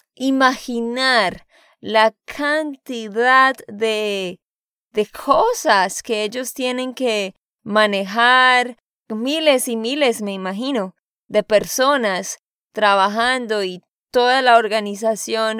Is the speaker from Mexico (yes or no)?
no; Santander, Colombia; de Santander, Colombia